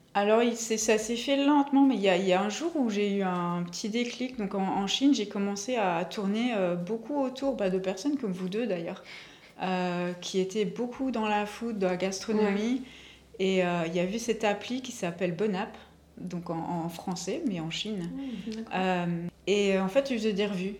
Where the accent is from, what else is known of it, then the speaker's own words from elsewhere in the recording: Belgium; moved away as an adult; also born or lived in Asia / Yssingeaux, France; now in Bordeaux, France; je suis belge